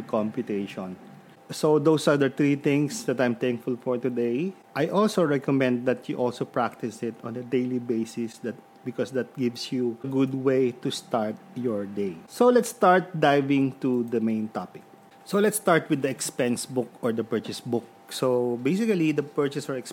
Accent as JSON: {"language": "English", "town": "Lucena", "region": "Calabarzon", "country": "Philippines", "moved": "yes", "lives_now": "Santo Tomas, Philippines", "said": "I am from Lucena"}